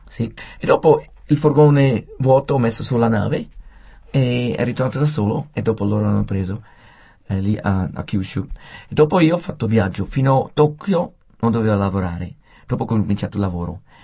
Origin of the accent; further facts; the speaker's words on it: Switzerland; moved away as an adult; also born or lived in Japan; come svizzero e straniero